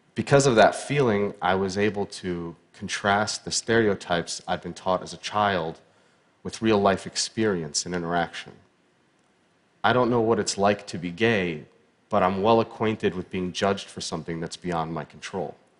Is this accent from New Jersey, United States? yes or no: no; Pittsburgh, Pennsylvania, United States; I was born in Pittsburgh, Pennsylvania in 1983